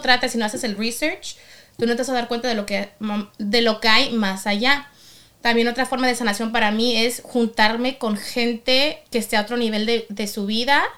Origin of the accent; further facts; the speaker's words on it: Mexico; soy mexicana